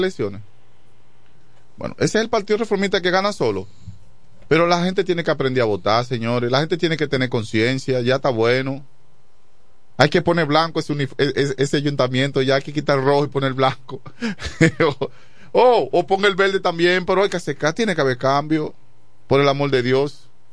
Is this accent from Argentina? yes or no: no; La Romana, Dominican Republic; also born or lived in Chavón; Yo vivo en Quisqueya también, y, yo llegué a vivir a Quisqueya cuando tenía eh, unos ocho años, que fue cuando vine de Chabón